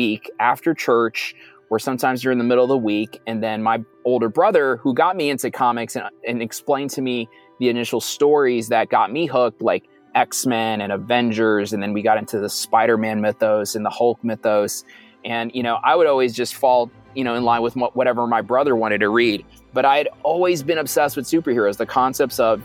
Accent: New York City, New York, United States; moved away as an adult; now in Silicon Valley, United States; I'm a Puerto Rican kid from Brooklyn. I grew up in Brooklyn

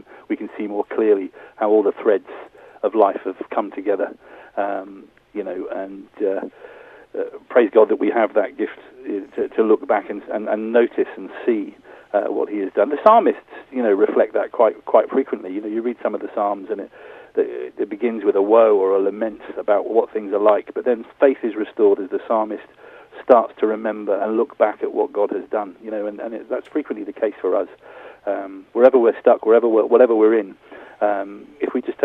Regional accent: Corby, East Midlands, United Kingdom; now in Bournemouth, United Kingdom; my hometown of Corby

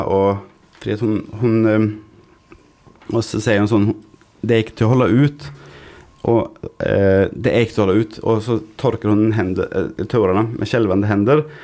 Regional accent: Gothenburg, Västra Götaland, Sweden; moved away; I Sverige, i Göteborg, der jeg kommer fra

